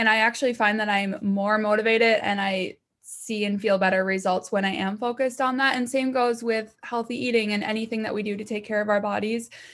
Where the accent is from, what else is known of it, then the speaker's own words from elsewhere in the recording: Minnesota, United States; I'm from Minnesota